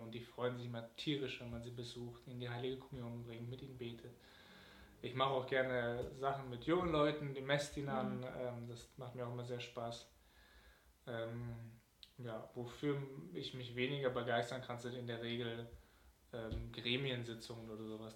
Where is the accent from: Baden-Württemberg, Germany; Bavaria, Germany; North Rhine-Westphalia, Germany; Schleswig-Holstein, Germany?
North Rhine-Westphalia, Germany; Cologne; meine Heimatgemeinde in Nippes, St. Marien